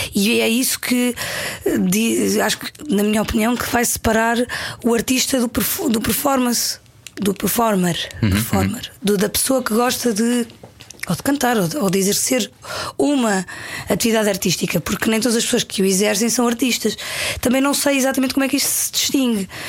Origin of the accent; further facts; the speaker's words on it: Paderno, Algarve, Portugal; moved away; also born or lived in Lisbon; Com dois anos, dois anos e pouco. Fui para o Algarve e fui para uma, para uma aldeia que ao pé da serra